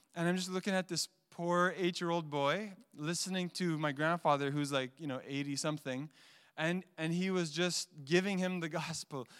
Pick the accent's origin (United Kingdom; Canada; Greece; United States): Canada; Montreal, Quebec; I had a best friend growing up in Montreal